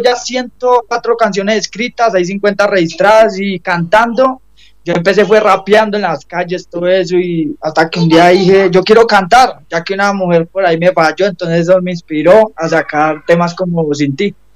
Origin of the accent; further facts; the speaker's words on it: Medellín, Antioquia, Colombia; yo soy de Medellín